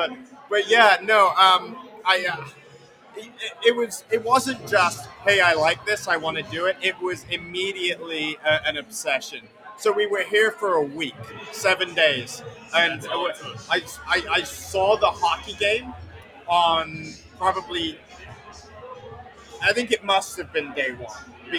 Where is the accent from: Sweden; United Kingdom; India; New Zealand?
United Kingdom; England; also born or lived in Slough; I was born around London in a town called Slough, which is the world's most attractive name for a town. But then very quickly moved to basically the middle of nowhere country in England.